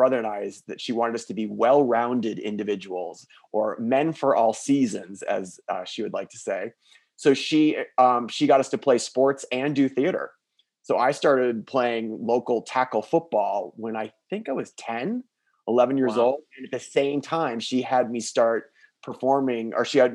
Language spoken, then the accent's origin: English; South Florida, United States; also born or lived in Midwest; I was raised down in South Florida